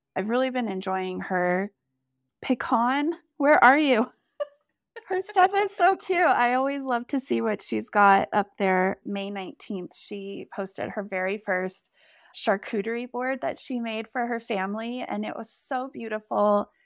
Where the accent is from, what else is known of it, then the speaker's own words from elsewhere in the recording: South Lake Tahoe, California, United States; also born or lived in Bellingham / Seattle / Napa; we moved back to my hometown of South Lake Tahoe.